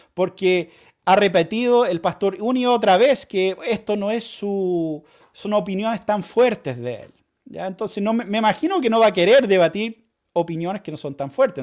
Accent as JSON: {"language": "Spanish", "country": "Chile", "said": "vamos a vivir como chilenos"}